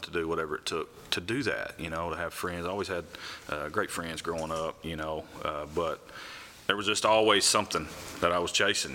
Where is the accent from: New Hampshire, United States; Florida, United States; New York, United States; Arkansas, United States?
Arkansas, United States; Grubbs; born or raised there; also born or lived in Memphis, Tennessee